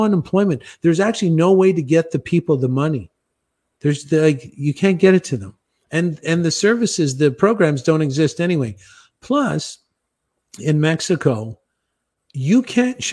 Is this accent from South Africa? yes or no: no; Canada; moved away; I'm Canadian